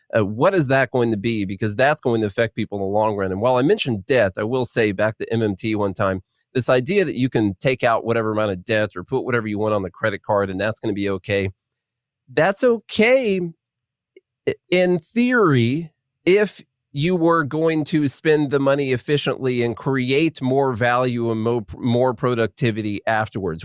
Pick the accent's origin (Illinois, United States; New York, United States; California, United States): Illinois, United States; southern; moved away as an adult; now in Nashville, United States; I'm from Illinois, but I'm from the Kentucky part of Illinois